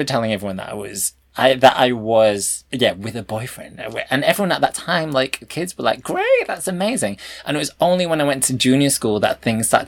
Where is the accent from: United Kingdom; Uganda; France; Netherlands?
United Kingdom; Brighouse, Yorkshire and the Humber; when I was growing up there, we were probably the only Chinese family in Brick House